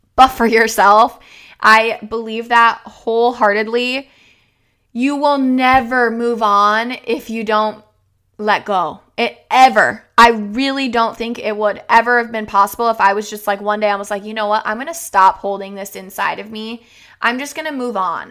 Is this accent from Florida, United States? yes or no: yes; Florida, United States; moved away as an adult; now in Minnesota, United States; I was raised in Florida